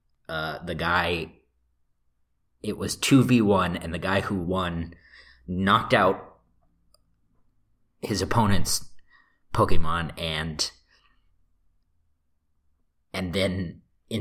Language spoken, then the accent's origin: English; United States; I'm the American part of this